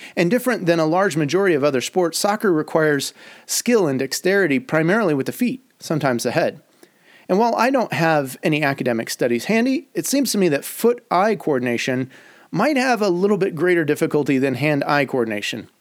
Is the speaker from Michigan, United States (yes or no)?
yes; Detroit, Michigan, United States; moved away; also born or lived in Chicago; my years growing up in Detroit